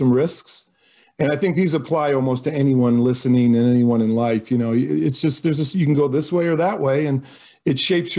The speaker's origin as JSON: {"language": "English", "region": "Michigan", "country": "United States", "tie": "born or raised there", "also_born_or_lived": "St. Paul, Minnesota", "lives_now": "Wisconsin, United States", "said": "It all starts, I was born in Minnesota, actually. I have to give full credit to St. Paul, Minnesota. But then in Michigan, my father worked for Ford Motor Company. We moved around a couple different assembly plants. So I consider myself a Michigan guy"}